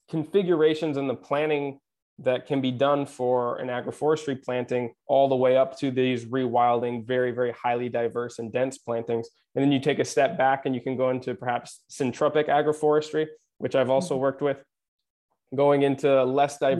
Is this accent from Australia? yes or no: no; Japan; also born or lived in Pacific Northwest, United States; now in Mediterranean; I I grew up in Japan and I remember some of the forestry traditions from there.